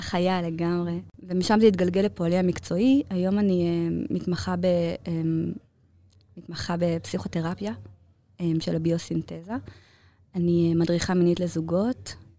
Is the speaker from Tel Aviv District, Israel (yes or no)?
yes; Ramat Gan, Tel Aviv District, Israel; also born or lived in Bnei Brak; גדלתי ברמת גן